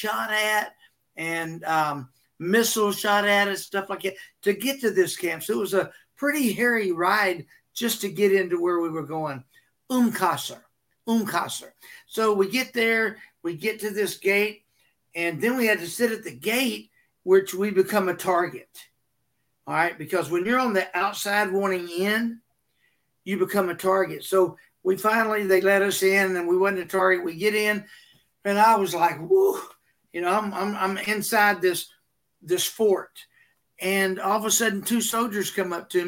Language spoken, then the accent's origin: English; Texas, United States; I'm from Texas